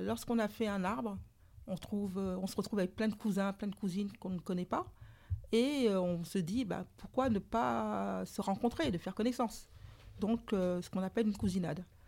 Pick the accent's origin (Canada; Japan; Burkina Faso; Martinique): Martinique; also born or lived in Saint-Pierre, Martinique; je suis martiniquaise